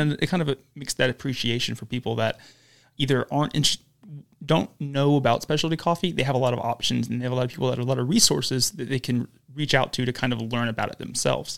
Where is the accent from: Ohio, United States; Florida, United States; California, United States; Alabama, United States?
Alabama, United States; Huntsville; lived in Huntsville their entire life, like I have